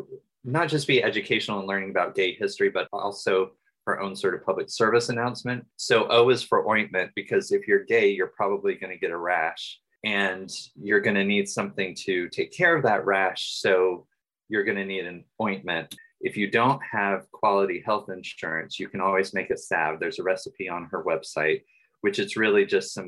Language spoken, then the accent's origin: English; Atlanta, Georgia, United States; I am from Atlanta, but most of my mom's side of the family is from Waycross, Georgia